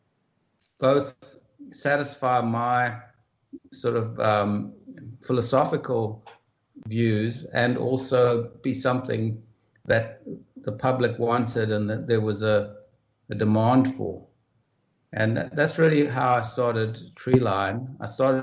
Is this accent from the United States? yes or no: no; South Africa; I grew up in South Africa, and I grew up during some of the worst years of apartheid